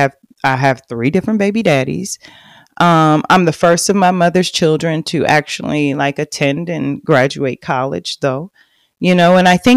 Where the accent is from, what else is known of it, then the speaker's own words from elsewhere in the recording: Oklahoma, United States; also born or lived in Fort Worth, Texas; I grew up in a very small town in Oklahoma. Now, I was born in Fort Worth. I was born on the south side of Fort Worth.